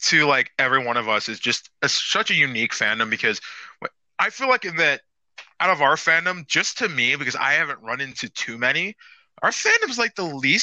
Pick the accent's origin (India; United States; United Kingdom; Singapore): United States; we're American fans.